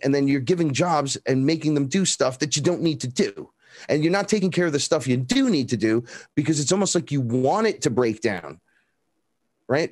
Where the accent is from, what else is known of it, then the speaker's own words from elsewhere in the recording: New York City, New York, United States; I grew up here in the Bronx, right here